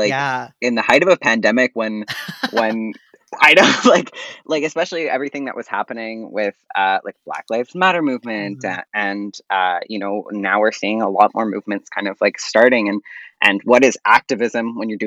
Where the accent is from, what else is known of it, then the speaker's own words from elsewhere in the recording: Montreal, Quebec, Canada; my pronouns are he, him. And I'm from Montreal